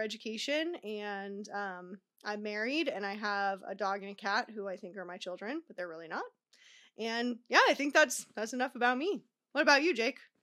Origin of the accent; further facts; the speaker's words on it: Tucson, Arizona, United States; now in Southern California, United States; I live in Cal, uh, Southern California, but I'm originally from Arizona.